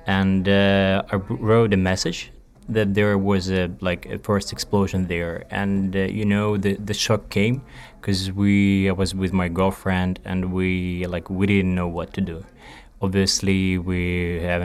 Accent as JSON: {"language": "English", "region": "Kyiv", "country": "Ukraine", "also_born_or_lived": "Spain", "moved": "as an adult", "said": "I'm from Ukraine, Kyiv"}